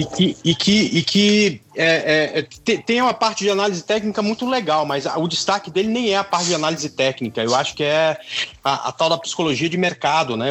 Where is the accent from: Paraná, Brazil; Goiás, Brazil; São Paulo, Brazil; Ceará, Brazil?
Goiás, Brazil; Goiânia; moved away as an adult; also born or lived in Tocantins; Eu sou goiano também, Paulo. Morei aí até 1995.